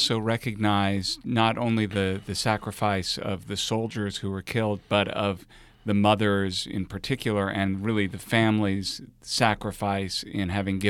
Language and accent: English; Phoenix, Arizona, United States; Now, Labor Day for me as a kid growing up in Phoenix, Arizona, loomed large, not because labor was big in Arizona